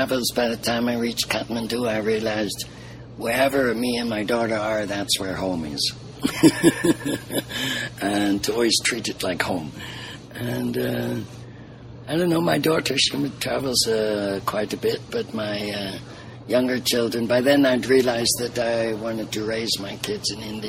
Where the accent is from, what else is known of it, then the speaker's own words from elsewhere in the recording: Liverpool, North West England, United Kingdom; So they ended up in England, and I was born in Liverpool. I'm a Scousie.